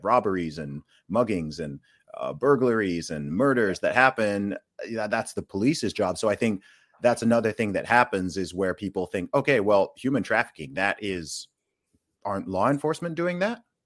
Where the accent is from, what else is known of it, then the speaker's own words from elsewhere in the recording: United Kingdom; coming from the U K